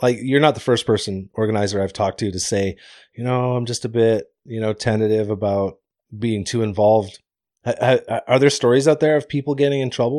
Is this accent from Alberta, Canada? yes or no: no; Deep River, Ontario, Canada; moved away as an adult; When I grew up in Deep River, Ontario.